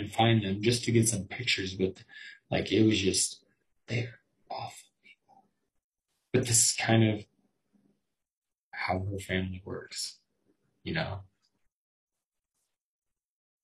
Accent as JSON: {"language": "English", "region": "Colorado", "country": "United States", "said": "I'm from Colorado"}